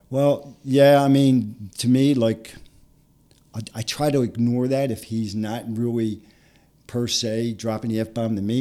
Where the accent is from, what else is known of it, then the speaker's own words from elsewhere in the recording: Philadelphia, Pennsylvania, United States; I grew up in Philadelphia in a little section called Harrogate.